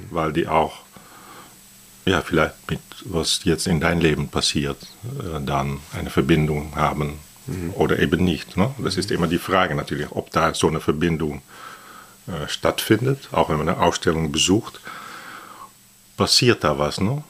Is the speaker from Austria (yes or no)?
no; Netherlands; German is a second language; also born or lived in Athens, Greece; now in Berlin, Germany; ich bin Holländer